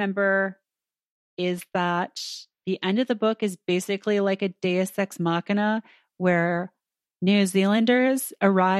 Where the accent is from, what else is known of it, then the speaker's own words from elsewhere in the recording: Canada; moved away as an adult; now in New York, United States; I'm from Canada.